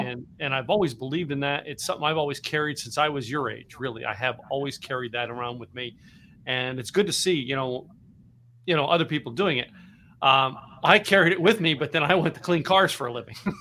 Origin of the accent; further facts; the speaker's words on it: Philadelphia, Pennsylvania, United States; now in Texas, United States; I'm from Philadelphia area. All right, grew up up there